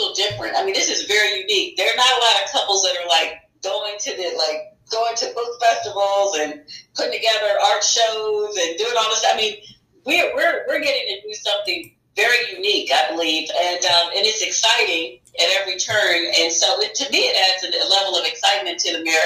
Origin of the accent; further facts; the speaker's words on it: East Coast, United States; now in Southern California, United States; I'm from the East Coast originally.